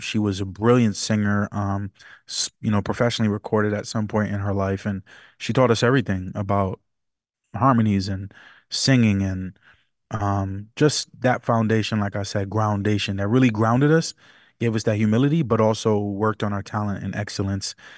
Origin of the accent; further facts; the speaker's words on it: New York City, New York, United States; I was born and raised partially in the Bronx, New York. I'm from New York City area